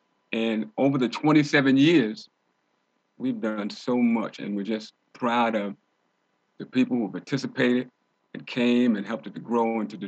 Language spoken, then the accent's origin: English; New York City, New York, United States; growing up in New York City